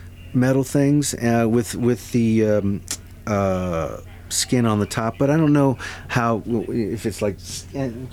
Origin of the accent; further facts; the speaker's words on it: Fredericksburg, Virginia, United States; I'm from Fredericksburg, which is 50, 60 miles south of D.C.